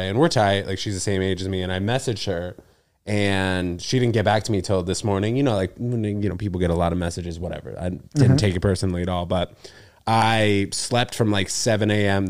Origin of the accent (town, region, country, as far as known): New York City, New York, United States; born or raised there; also born or lived in New Brunswick, New Jersey / Princeton